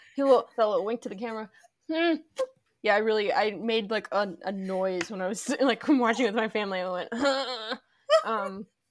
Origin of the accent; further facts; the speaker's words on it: Arlington, Virginia, United States; We're both from Arlington